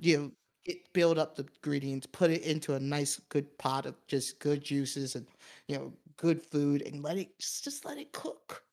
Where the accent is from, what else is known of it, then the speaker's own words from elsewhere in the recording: United States; as an American